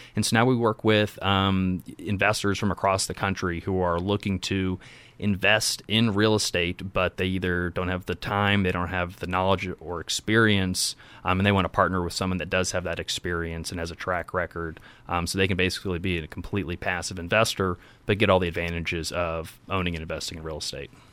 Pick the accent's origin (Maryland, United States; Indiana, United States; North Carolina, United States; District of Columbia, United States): Indiana, United States; Indianapolis; born and raised in Indiana. Um, born on the, the west side of Indy, kind of Pike Township